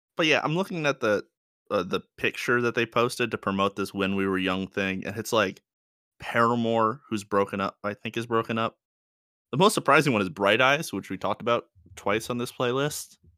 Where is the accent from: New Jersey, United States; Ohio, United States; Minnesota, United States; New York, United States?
New York, United States; moved away; I'm from New York